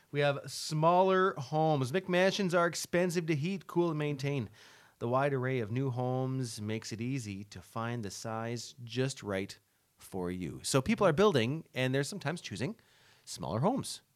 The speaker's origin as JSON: {"language": "English", "town": "LaSalle", "region": "Ontario", "country": "Canada", "tie": "born or raised there", "said": "I grew up in La Salle"}